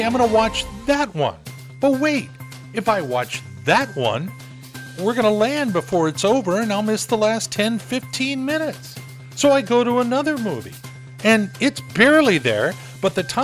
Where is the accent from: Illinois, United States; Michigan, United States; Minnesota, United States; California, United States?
California, United States; Southern; now in Everett, United States; I was raised down in Southern California